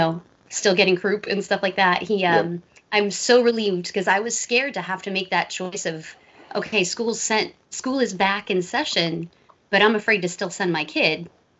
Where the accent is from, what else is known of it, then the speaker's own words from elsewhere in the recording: New York, United States; But no, I grew up near New York, so had awesome pizza, awesome Chinese food.